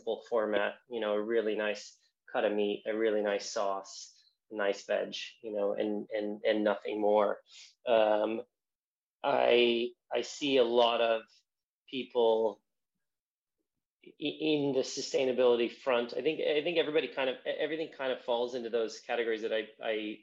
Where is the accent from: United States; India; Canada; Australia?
United States; Southern California; moved away as an adult; now in London, United Kingdom; coming from California